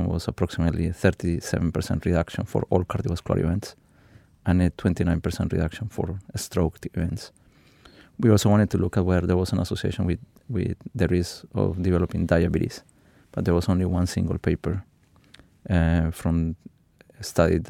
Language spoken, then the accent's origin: English; Colombia; moved away as an adult; now in United Kingdom; I grew up in Colombia, in a city 1,200 meters high